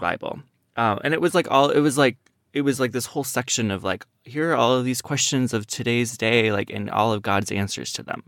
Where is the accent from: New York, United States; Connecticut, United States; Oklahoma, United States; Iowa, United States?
Iowa, United States; I grew up in Iowa